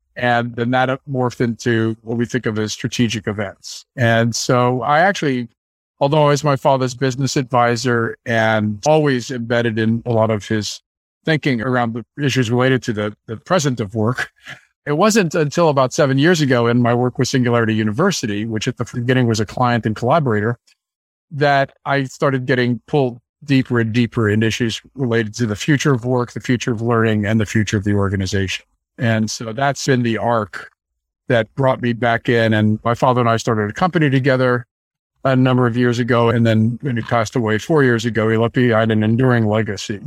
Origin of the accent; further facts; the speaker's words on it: San Francisco, California, United States; I grew up in San Francisco